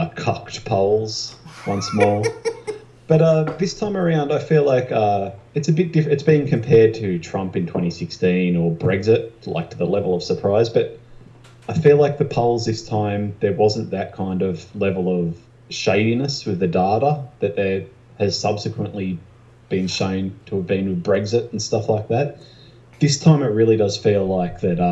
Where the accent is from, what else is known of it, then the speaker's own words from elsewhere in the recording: New South Wales, Australia; my home state, actually